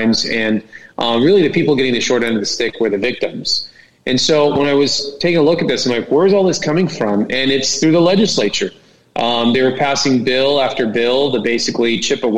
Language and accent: English; Corona, California, United States; I grew up in Corona